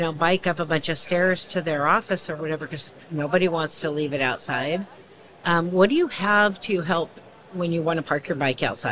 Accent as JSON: {"language": "English", "town": "Portland", "region": "Oregon", "country": "United States", "said": "I'm from Portland, Oregon."}